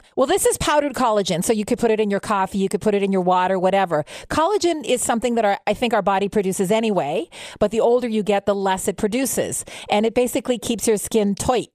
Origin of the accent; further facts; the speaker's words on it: Montreal, Quebec, Canada; now in Ottawa, Canada; I'm from Montreal. I'm a former Montreal Canadiens fan. I moved to Ottawa